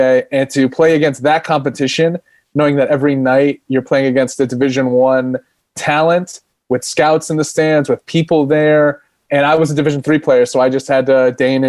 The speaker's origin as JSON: {"language": "English", "town": "Phoenix", "region": "Arizona", "country": "United States", "tie": "born or raised there", "said": "I grew up in Phoenix, Arizona, and it's a hub for baseball."}